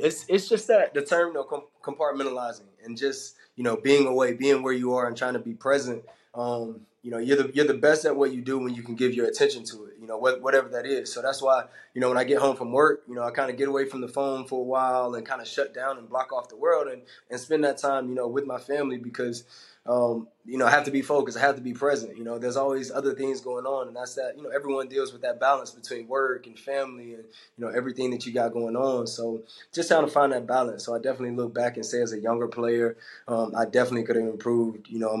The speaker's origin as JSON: {"language": "English", "region": "Georgia", "country": "United States", "said": "You know, I came from the South, from Georgia, and went to Auburn. So my life had always been in the South."}